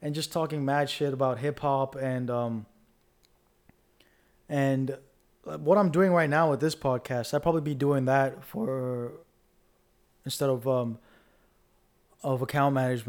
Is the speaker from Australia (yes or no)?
no; Dubai, United Arab Emirates; We grew up in Dubai together.